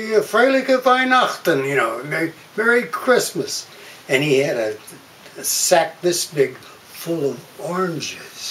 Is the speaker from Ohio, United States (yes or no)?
no; Carpentersville, Illinois, United States; English is a second language; we lived in this small town, Carpentersville